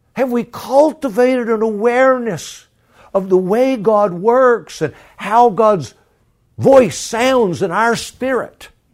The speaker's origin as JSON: {"language": "English", "region": "Florida", "country": "United States", "moved": "yes", "lives_now": "Virginia, United States", "said": "I'm from Florida, living in Virginia"}